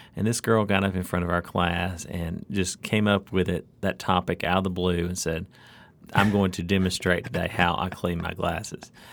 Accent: Alabama, United States; born or raised there; now in Mississippi, United States

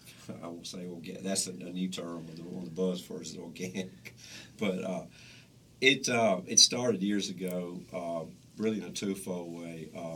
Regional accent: Newton, United States; I'm from Newton

